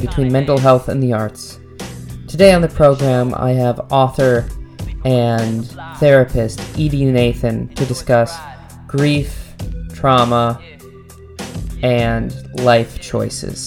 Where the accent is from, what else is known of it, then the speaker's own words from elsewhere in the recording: Minnesota, United States; I'm from Minnesota